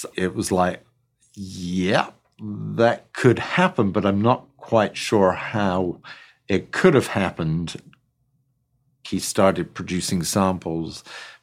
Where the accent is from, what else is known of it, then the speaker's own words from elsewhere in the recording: England, United Kingdom; I grew up in England, rural community, on a dairy farm